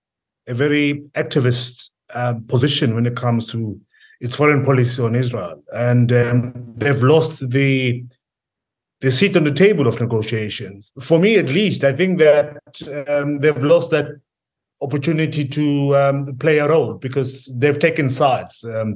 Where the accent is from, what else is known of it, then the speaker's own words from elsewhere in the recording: Soweto, Gauteng, South Africa; also born or lived in Gaza; I'm a South African. So, you know, I come from Soweto.